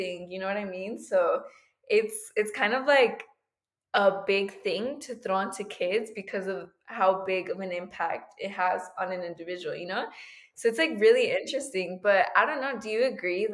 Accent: United States; I'm a first generation American, and it comes to the question that, is it because I grew up in the United States

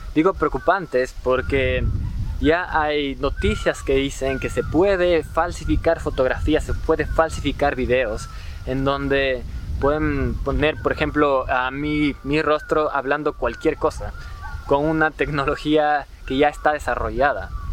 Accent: Ecuador; en mi país, en Ecuador

